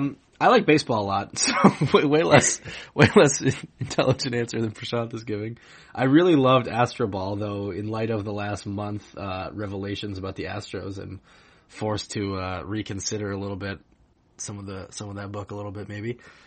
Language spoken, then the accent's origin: English; Grand Rapids, Michigan, United States; I grew up in Grand Rapids